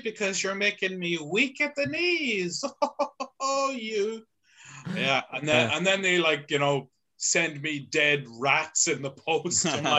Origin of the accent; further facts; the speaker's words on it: Monaghan, Ulster, Ireland; I am. Yeah.